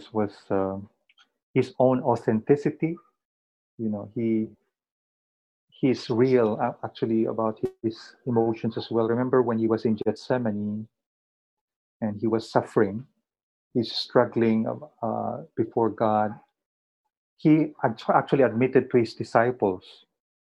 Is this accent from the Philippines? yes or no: yes; Philippines; as a Filipino who have been under colonial powers for many years